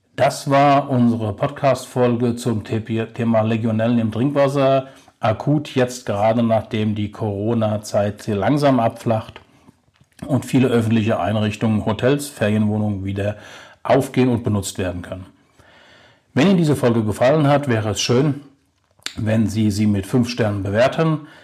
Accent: Germany; bei uns in Deutschland

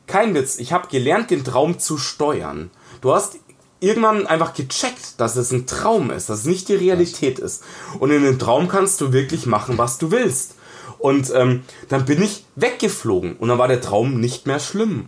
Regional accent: Munich, Bavaria, Germany; ich bin im Ghetto aufgewachsen, in einem, in einem von zwei ausgewiesenen Münchner Ghettos

